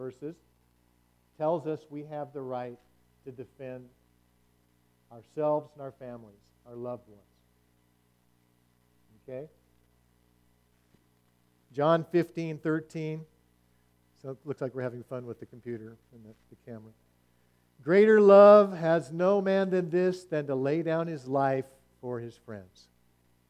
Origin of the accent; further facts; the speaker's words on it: United States; in America, as American believers